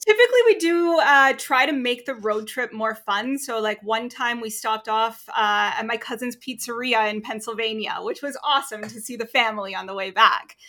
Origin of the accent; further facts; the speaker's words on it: Toronto, Ontario, Canada; also born or lived in Clearwater, Florida / Newfoundland; I live right downtown Toronto, biggest city in Canada, um, it's fun. I've lived here most of my life.